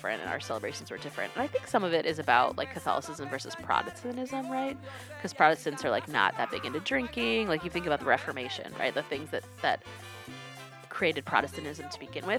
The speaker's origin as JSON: {"language": "English", "region": "North Carolina", "country": "United States", "tie": "born or raised there", "said": "I grew up in North Carolina."}